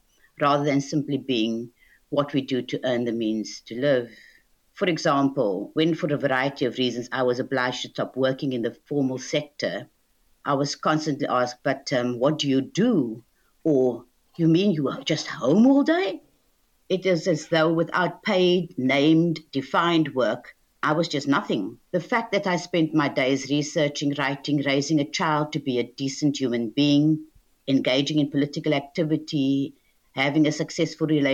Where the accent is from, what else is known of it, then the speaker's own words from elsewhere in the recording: Cape Town, Western Cape, South Africa; moved away as an adult; now in United Kingdom; I was born in Cape Town in what was then apartheid South Africa in 1958